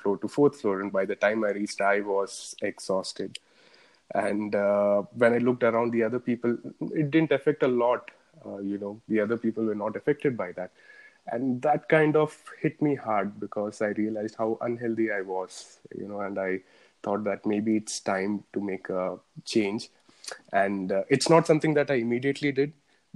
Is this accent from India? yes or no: yes; Bangalore, Karnataka, India; I'm from Bangalore, from India